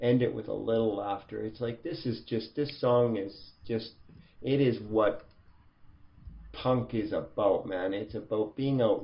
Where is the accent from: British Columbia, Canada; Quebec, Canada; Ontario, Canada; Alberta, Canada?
Alberta, Canada; Edmonton; I grew up in Edmonton